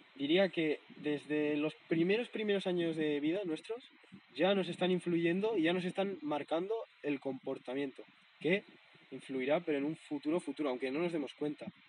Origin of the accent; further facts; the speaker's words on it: Navarre, Spain; moved away; mi pueblo, en Navarra